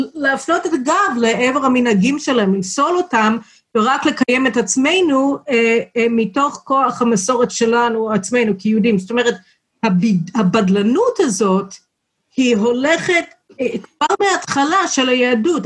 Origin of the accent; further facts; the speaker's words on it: Chicago, Illinois, United States; Hebrew is a second language; also born or lived in Texas; now in Israel; נולדתי בטקסס, אבל המשפחה שלי עברה לשיקגו כשהייתי בת שנה וחצי